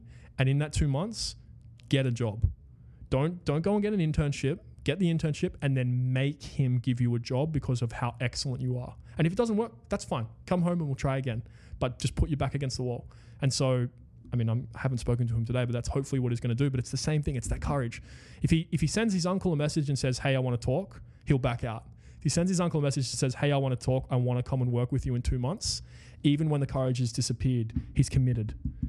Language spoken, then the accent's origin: English; Wagga Wagga, New South Wales, Australia; I was from Wagga Wagga.